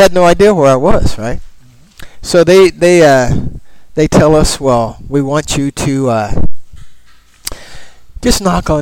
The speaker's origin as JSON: {"language": "English", "town": "Portland", "region": "Oregon", "country": "United States", "said": "from Portland, Oregon"}